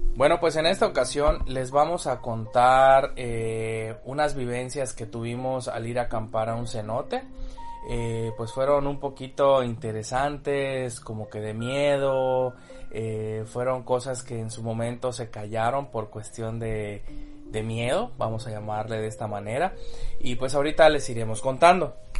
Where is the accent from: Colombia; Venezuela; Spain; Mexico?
Mexico; Yucatán; saben que soy yucateco